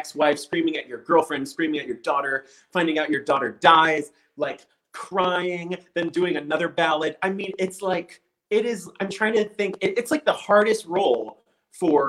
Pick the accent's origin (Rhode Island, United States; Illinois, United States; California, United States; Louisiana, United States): California, United States; about 45 minutes from San Jose; San Jose, which was like 45 minutes from where I grew up in California